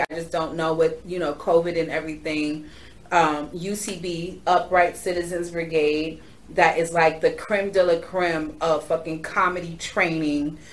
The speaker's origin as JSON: {"language": "English", "region": "New York", "country": "United States", "said": "I am from New York"}